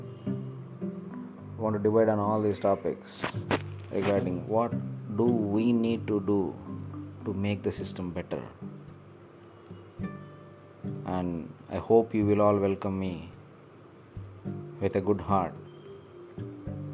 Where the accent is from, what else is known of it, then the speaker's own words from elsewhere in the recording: India; I have this strong feeling that I am an Indian